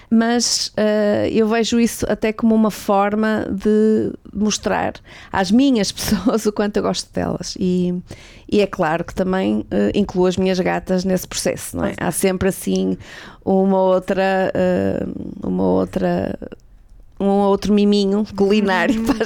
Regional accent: Portugal; also born or lived in Finland / Sweden / Lisbon; Como boa portuguesa

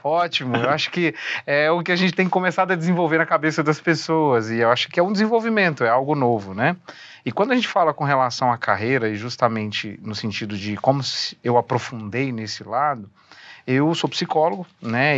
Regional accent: Uberlândia, Minas Gerais, Brazil; moved away; Eu sou um mineiro, né, ah, nato

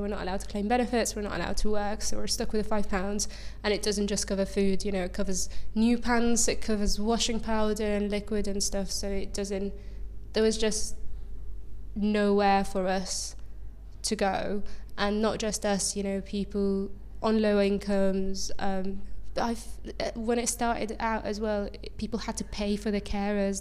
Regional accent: Egypt; moved away; an LGBT plus rights activist and refugee from Egypt

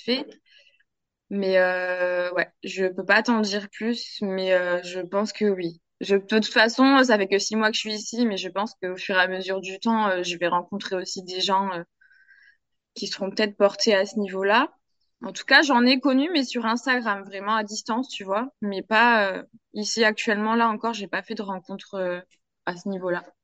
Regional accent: France; now in Guadeloupe, France; je hmm. suis française

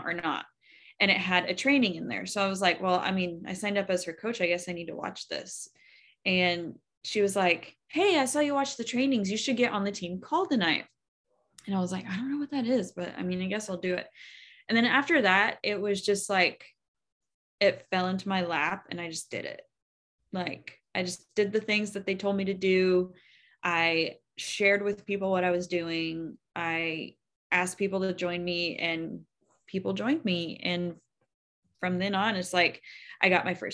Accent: Oklahoma, United States; I'm from Oklahoma

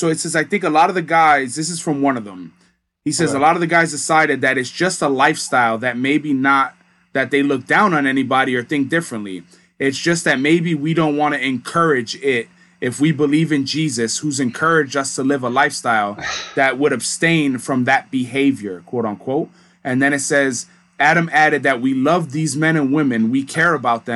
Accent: Dominican Republic; I'm from Dominican Republic, I don't want to wear a fucking US flag

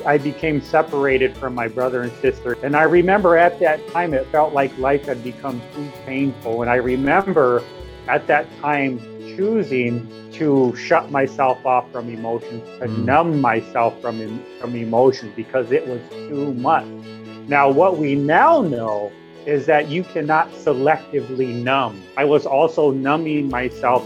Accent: Yankton Sioux tribe of South Dakota, United States; now in Sioux City, United States; I come from the Hankwan Oyate, the Yankton Sioux tribe of South Dakota

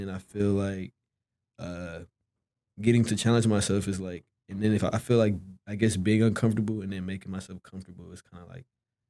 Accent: Dallas, Texas, United States; So I was raised obviously in Dallas, but I went to Duncanville High School for, well, like 2 years

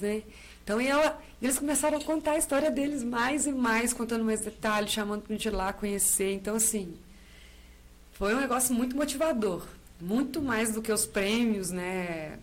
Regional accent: Paiolim, Minas Gerais, Brazil; also born or lived in Rio Preto; Eu nasci aqui em, no Paiolim

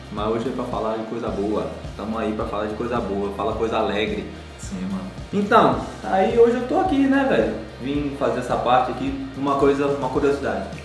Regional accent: Rio Grande do Sul, Brazil; Então, cara, eu vim do Rio Grande do Sul, né? Sou gaúcho, sofri muito no Otomar por causa disso.

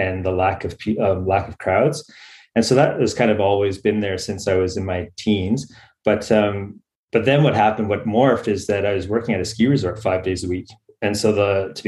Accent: Ontario, Canada; now in Australia; I grew up in Ontario

